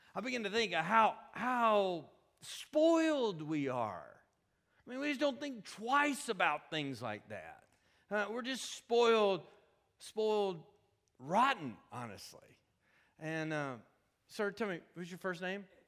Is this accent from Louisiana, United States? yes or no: no; Kentucky, United States; now in Atlanta, United States; we live in Atlanta, Georgia, and I'm from Kentucky